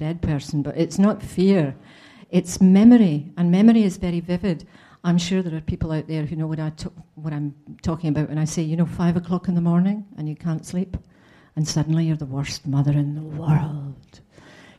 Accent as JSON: {"language": "English", "region": "Scotland", "country": "United Kingdom", "moved": "yes", "lives_now": "London, United Kingdom", "said": "I'm a Scot alone in London"}